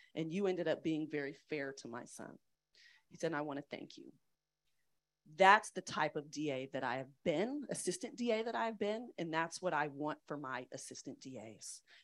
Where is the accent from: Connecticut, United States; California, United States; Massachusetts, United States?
California, United States; East Bay, San Francisco Bay Area; moved away as an adult; also born or lived in Chicago / Atlanta; now in San Francisco, United States; I grew up being very proud of being from the Bay Area. I'm from the East Bay.